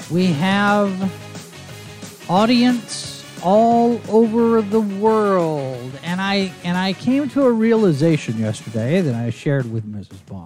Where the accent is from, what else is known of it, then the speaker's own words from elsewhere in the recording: Dallas, Texas, United States; also born or lived in Oklahoma City; and I grew up in Dallas in the Dallas area, so Texas. You know, a lot of people when they hear that you're from Texas, they expect you to sound a certain way, and I didn't.